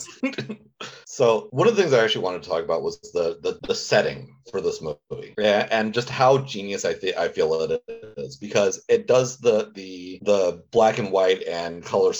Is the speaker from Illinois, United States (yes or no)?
no; Indiana, United States; I grew up in Indiana and I agree with her.